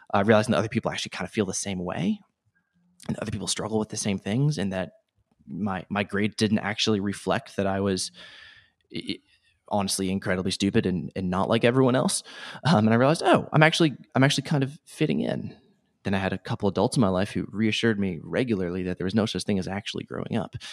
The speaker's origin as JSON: {"language": "English", "region": "Rhode Island", "country": "United States", "tie": "born or raised there"}